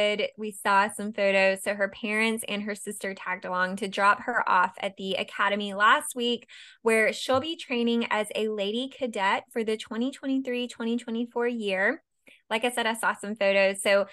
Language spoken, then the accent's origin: English; United States; accent: American